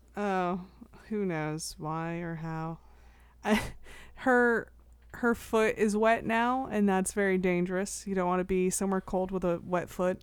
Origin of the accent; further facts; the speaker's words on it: United States; as an American